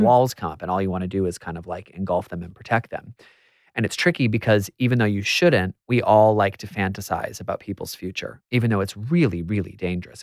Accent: United States; I'm American

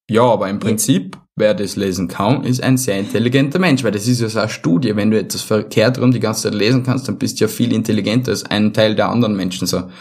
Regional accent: Vienna, Austria; bei uns in Wien

